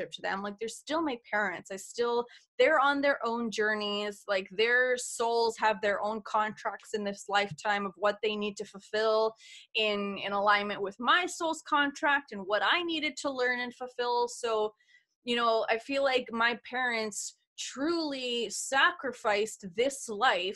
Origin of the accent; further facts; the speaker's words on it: Canada; I'm Canadian